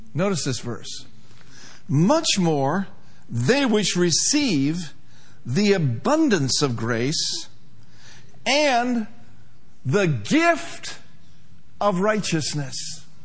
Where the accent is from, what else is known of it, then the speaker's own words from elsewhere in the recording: Minneapolis, Minnesota, United States; moved away as an adult; also born or lived in Broken Arrow, Oklahoma; I came from Minneapolis, Minnesota, a city boy